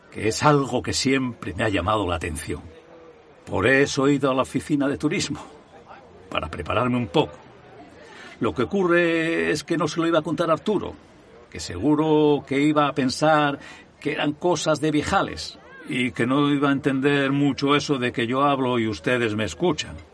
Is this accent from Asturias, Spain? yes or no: yes; Gijón, Asturias, Spain; Soy de Gijón de toda la vida. He trabajado por más de 50 años en el puerto del Musel y vivo en la barriada del Llano.